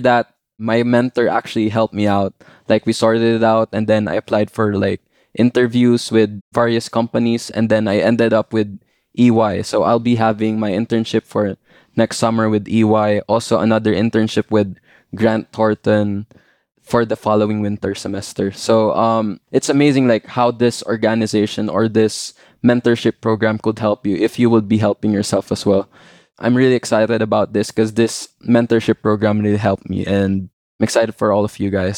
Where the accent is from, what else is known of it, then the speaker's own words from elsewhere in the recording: Philippines; moved away as an adult; I came from the Philippines like last semester, straight from the Philippines.